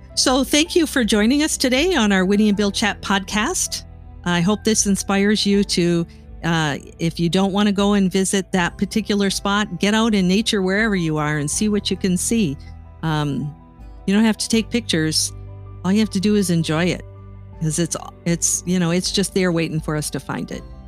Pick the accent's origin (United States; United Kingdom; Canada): Canada; I am Canadian, and I wanna be proud of Canada